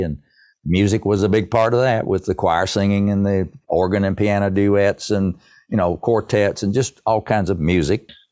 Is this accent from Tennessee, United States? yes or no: yes; East Tennessee, United States; I'm proud to be a hillbilly of East Tennessee